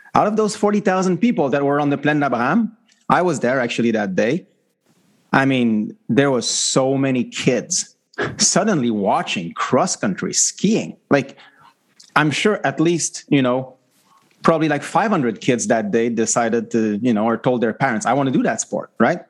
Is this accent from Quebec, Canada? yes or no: yes; Quebec, Canada; now in Vancouver, Canada; I live in Vancouver and I'm from Quebec